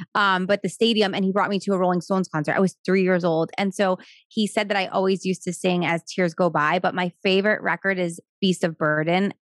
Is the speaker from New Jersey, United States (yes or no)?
yes; Wayne, New Jersey, United States; also born or lived in Florida; I grew up in New Jersey